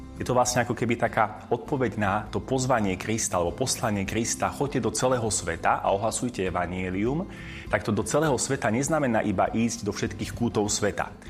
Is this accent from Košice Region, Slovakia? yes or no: yes; Košice, Košice Region, Slovakia; also born or lived in Angola; ako Košičan